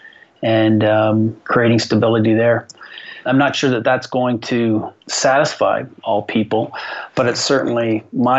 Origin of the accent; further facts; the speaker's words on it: Barrie, Ontario, Canada; I grew up in Barrie, Ontario, playing the game of hockey